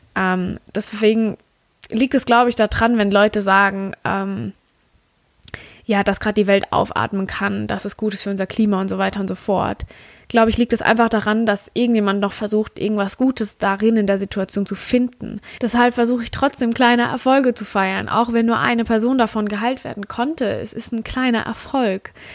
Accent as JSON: {"language": "German", "country": "Germany", "said": "wir sind aus Deutschland"}